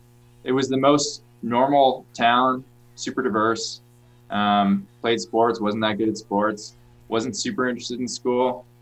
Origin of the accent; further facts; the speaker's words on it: Middletown, Connecticut, United States; moved away; So I grew up in Connecticut, a very boring town called Middletown, right in the middle of the state. I think it's called Middletown because it's the middle of Boston and New York.